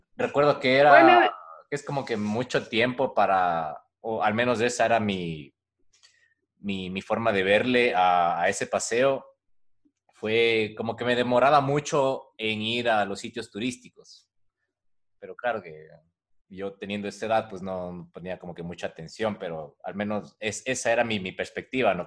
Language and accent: Spanish; Ecuador; nosotros como ecuatorianos